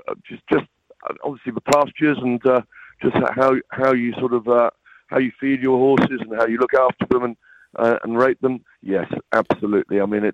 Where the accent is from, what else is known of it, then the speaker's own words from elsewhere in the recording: England, United Kingdom; growing up in England at a boarding school